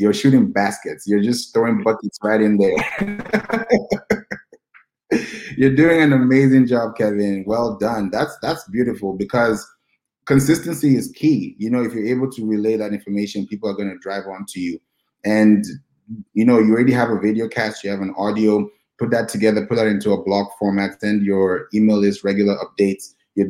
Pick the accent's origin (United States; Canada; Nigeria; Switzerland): Nigeria; also born or lived in Kenya; Yeah, I'm originally from Nigeria, and I grew up also in Kenya as well. So I've had a lot of diversity.